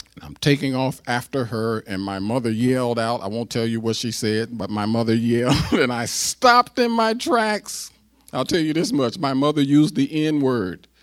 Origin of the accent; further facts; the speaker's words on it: United States; I'm an American and I'm black and I'm an American